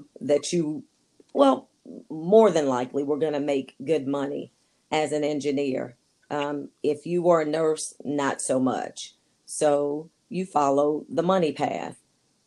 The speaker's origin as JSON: {"language": "English", "town": "Wilmington", "region": "North Carolina", "country": "United States", "tie": "born or raised there", "also_born_or_lived": "Indiana / Virginia Beach, Virginia / Ashburn, Virginia", "moved": "as an adult", "lives_now": "Fredericksburg, United States", "said": "born and raised in Wilmington, North Carolina."}